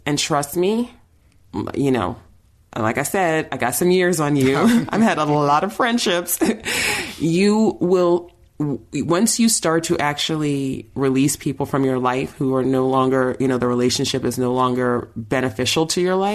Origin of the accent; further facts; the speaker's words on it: New York, United States; moved away; I'm from New York, all my oldest friends are in New York, my family's there